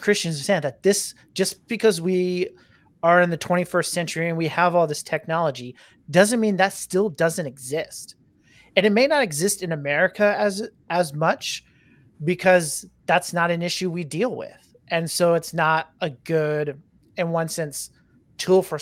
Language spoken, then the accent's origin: English; United States; as Americans